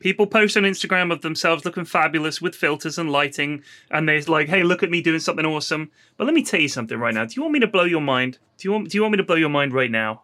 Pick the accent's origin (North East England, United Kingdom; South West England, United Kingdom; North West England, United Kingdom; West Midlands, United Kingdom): South West England, United Kingdom; Bournemouth; I grew up in Bournemouth, and the beach there is lovely